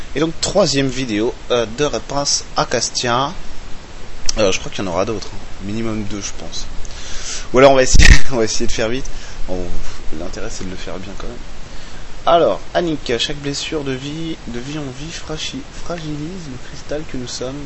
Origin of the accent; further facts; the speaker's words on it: France; chez nous, en Occident, en France